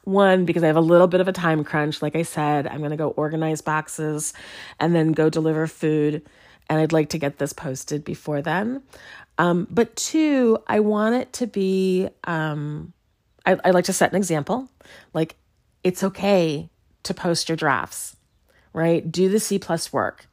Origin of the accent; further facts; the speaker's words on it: Chicago, Illinois, United States; now in Lawrence, Kansas, United States; my hometown of Chicago